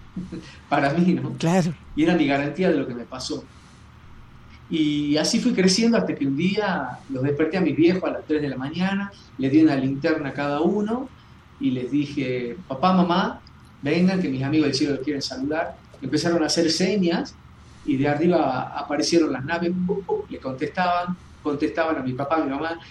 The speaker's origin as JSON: {"language": "Spanish", "region": "Jujuy", "country": "Argentina", "tie": "born or raised there", "said": "yo acá en Jujuy, eh, cuando tenía 13, 13, 14 años"}